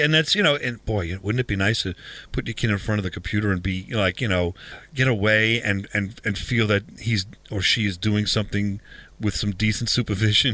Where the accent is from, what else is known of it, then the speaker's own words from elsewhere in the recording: Huntington, New York, United States; it's a local Huntington museum or museum in my hometown or our hometown.